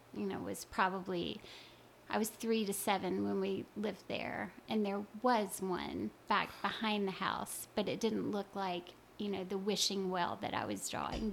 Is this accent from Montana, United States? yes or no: no; Louisiana, United States; I I grew up in Louisiana